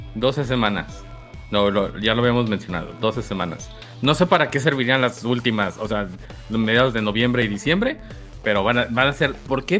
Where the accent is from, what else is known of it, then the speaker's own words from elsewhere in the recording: Mexico; como buenos este, mexicanos que somos